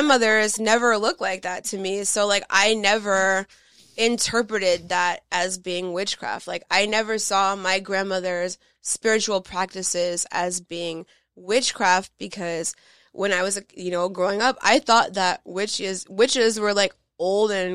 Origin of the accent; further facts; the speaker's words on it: Los Angeles, California, United States; growing up in Los Angeles